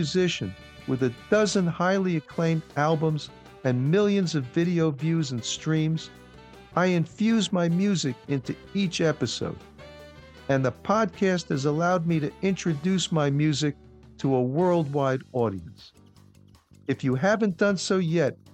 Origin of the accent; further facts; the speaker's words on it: New York, United States; I grew up in New York